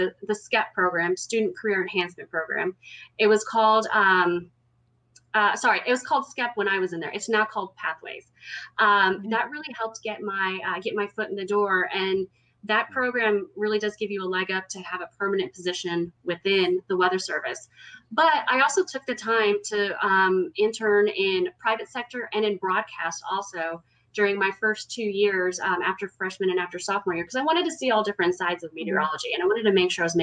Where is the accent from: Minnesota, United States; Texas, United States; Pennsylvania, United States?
Texas, United States; Houston; also born or lived in Chicago area; I am born and mostly raised in Texas. I'm originally from the Houston area